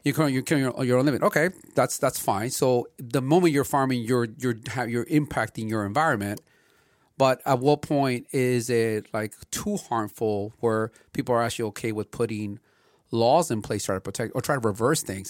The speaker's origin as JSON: {"language": "English", "town": "Los Angeles", "region": "California", "country": "United States", "tie": "born or raised there", "said": "growing up in L A and seeing the amount of smog that was here in the eighties"}